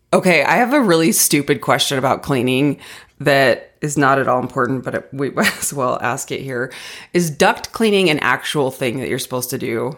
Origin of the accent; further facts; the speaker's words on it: Arizona, United States; now in Colorado, United States; growing up in Arizona, we had zero seasons